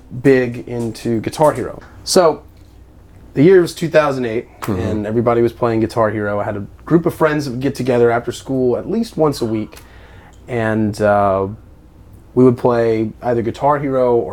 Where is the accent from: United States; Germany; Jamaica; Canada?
United States; Ascension Parish, Louisiana; I grew up in Ascension Parish